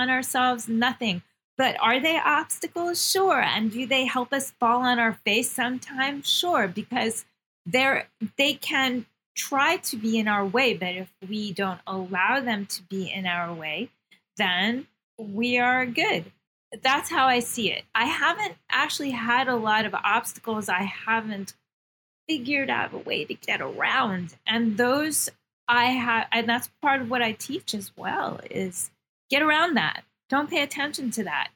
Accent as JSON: {"language": "English", "region": "New York", "country": "United States", "said": "I'm a New Yorker. Yeah, I'm very tough. I'm very New York"}